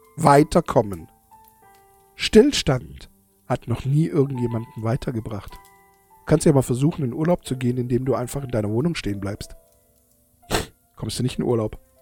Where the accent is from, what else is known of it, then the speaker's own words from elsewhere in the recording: Germany; bei uns in Deutschland